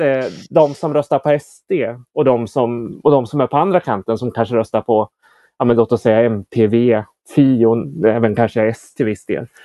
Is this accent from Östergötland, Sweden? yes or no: yes; Motala, Östergötland, Sweden; när jag växte upp i Motala